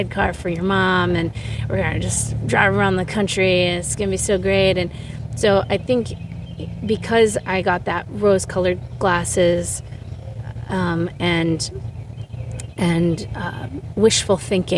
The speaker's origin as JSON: {"language": "English", "region": "Vermont", "country": "United States", "tie": "born or raised there", "said": "I was raised in Vermont"}